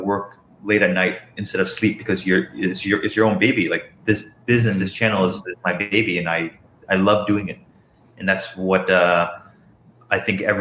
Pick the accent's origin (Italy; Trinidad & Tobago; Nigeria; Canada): Canada; I was born in Canada